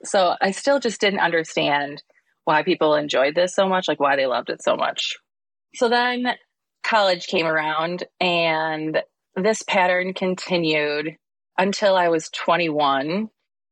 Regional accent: Wausau, Wisconsin, United States; now in Madison, United States; I grew up in Wausau

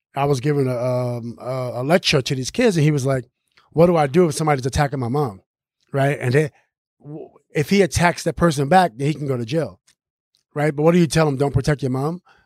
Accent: New York City, New York, United States; growing up in Queensbridge Project, we live in the biggest federal housing projects

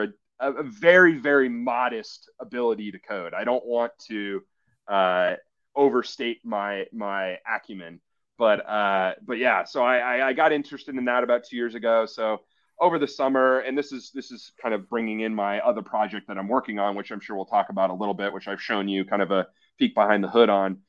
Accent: Scottsdale, Arizona, United States; moved away as an adult; also born or lived in Milwaukee, Wisconsin / Boston / Chicago; I'm originally from Scottsdale, Phoenix area, Arizona. Moved to Wisconsin when I was 18.

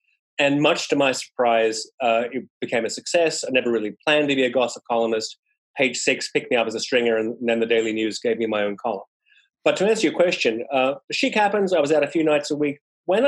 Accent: Sydney, New South Wales, Australia; moved away as an adult; now in New York City, United States; I'm an Aussie and I moved to New York City from Sydney in 1998.

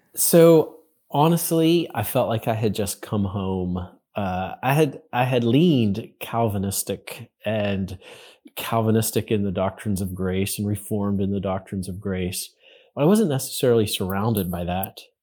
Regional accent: Western Pennsylvania, United States; I grew up in Western Pennsylvania

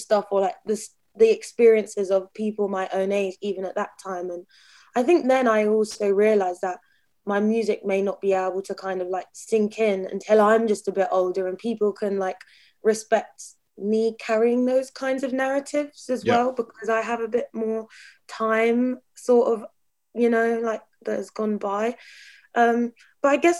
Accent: Brighton, South East England, United Kingdom; growing up in Brighton, like really normal family

